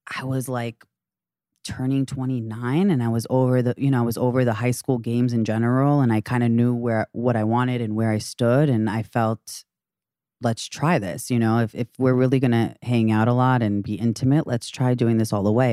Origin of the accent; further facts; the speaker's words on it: Great Neck, New York, United States; I'm thirty-five years old, from Long Island.